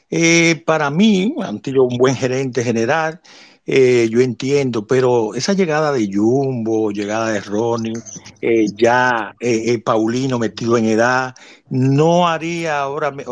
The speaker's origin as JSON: {"language": "Spanish", "town": "San Francisco de Macorís", "region": "Duarte", "country": "Dominican Republic", "tie": "born or raised there", "said": "yo nací en San Francisco Macorís, en el argentino seno."}